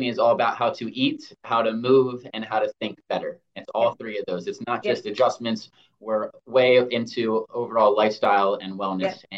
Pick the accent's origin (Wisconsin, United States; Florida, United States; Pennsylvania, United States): Pennsylvania, United States; moved away as an adult; also born or lived in West Chester, Pennsylvania; now in Texas, United States; I'm originally from Pennsylvania